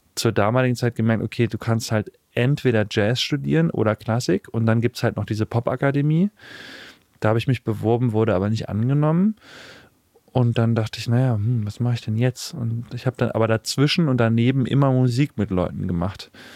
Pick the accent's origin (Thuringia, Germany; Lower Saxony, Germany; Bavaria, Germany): Thuringia, Germany; Weimar; ich bin in Weimar aufgewachsen